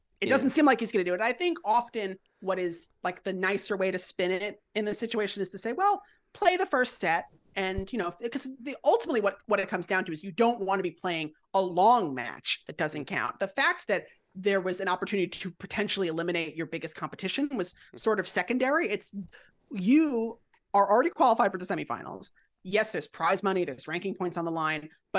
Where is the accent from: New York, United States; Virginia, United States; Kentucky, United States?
New York, United States; Long Island; I'm from Long Island. We do the same.